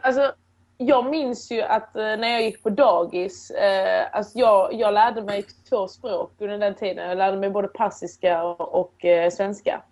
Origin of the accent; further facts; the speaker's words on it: Åstorp, Skåne, Sweden; also born or lived in Iran / Turkey / Helsingborg; Och då kom vi till ett litet samhälle då nära Helsingborg som heter Åstorp. En liten, en liten byhåla. Och där växte jag upp